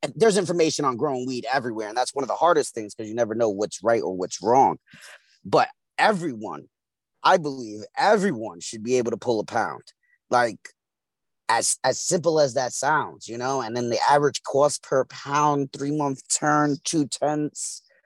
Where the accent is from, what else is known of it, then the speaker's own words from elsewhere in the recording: New York City, New York, United States; I'm from East New York, Brooklyn. Grew up, and, raised and, the whole nine.